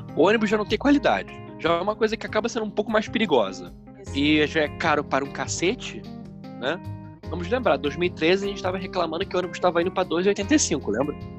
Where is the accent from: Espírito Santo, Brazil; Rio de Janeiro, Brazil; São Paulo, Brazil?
Rio de Janeiro, Brazil; Niterói; Nós nascemos em Niterói